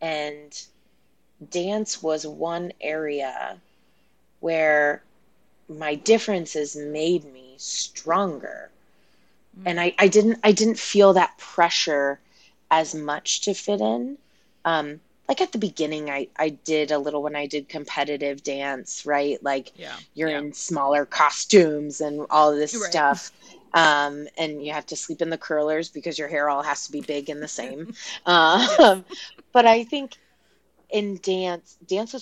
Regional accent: Texas, United States; growing up in Texas, I loved my childhood

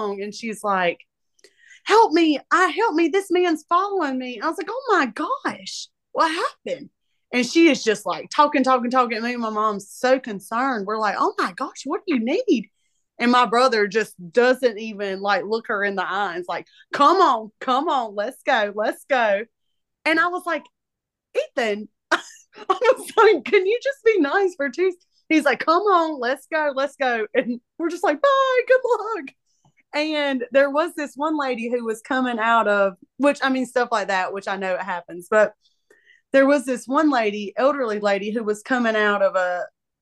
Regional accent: Moore County, North Carolina, United States; I live here.

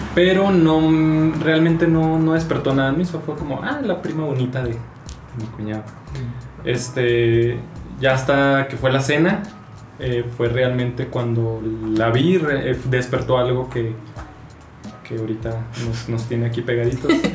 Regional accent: Chihuahua, Mexico; moved away as an adult; now in Mexico City, Mexico; soy de Chihuahua, tengo 25 años

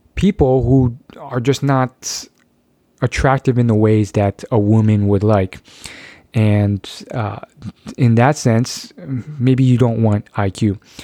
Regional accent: United States; I was born in the United States of America

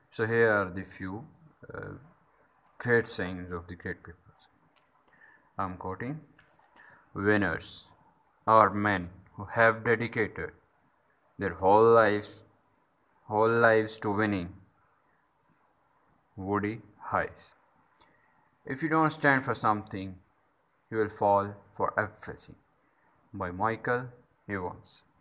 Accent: Pakistan; also born or lived in Islamabad; I'm from Pakistan and uh, I used to live in Islamabad.

